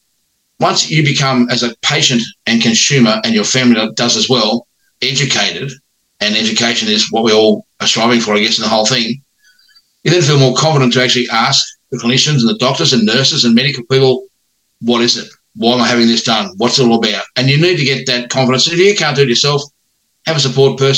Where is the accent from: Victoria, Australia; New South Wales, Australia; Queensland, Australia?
New South Wales, Australia; Sydney; moved away as an adult; now in Batemans Bay, Australia; I grew up in Sydney and youngest of 3 boys.